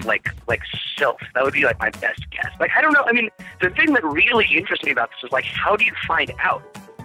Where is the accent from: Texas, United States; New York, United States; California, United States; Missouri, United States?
New York, United States; New York City; I'm from New York City, so like tornado is like not really anything that I have ever encountered